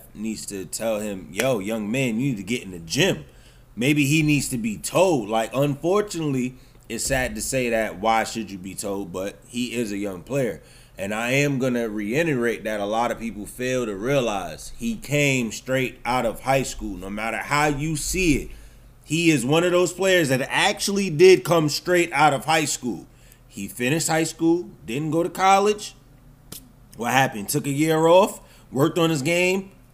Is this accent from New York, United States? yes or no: yes; New York City, New York, United States; I'm a real New York. I'm from the Bronx